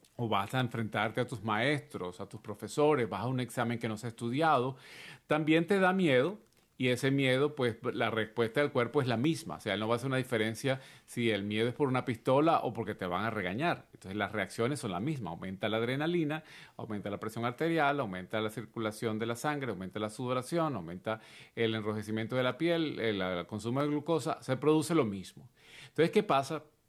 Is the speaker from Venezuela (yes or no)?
yes; Venezuela; en mi país, en Venezuela